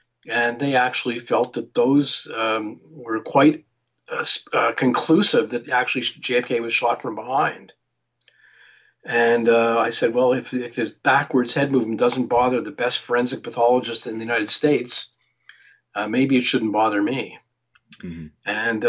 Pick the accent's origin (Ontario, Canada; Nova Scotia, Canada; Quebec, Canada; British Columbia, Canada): Quebec, Canada; Montreal; also born or lived in New York City; now in Ottawa, Canada; I was born in Montreal, grew up in Montreal, although I lived in New York City for 6 years.